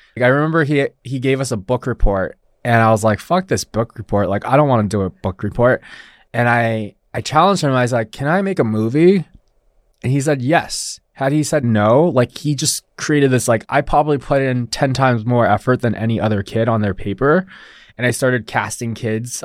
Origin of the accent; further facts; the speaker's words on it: Los Alamitos, California, United States; first language Mandarin Chinese; English is a second language; also born or lived in Taiwan; I was born here in Los Alamitos, near Huntington Beach